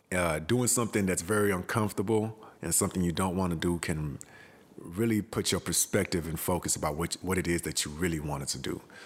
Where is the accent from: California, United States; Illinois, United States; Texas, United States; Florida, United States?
Texas, United States; Houston; moved away as an adult; also born or lived in Accra, Ghana; I was born in Accra, Ghana, and my family moved to Houston, Texas when I was four years old. So, I've been in Houston till I was about nineteen years old.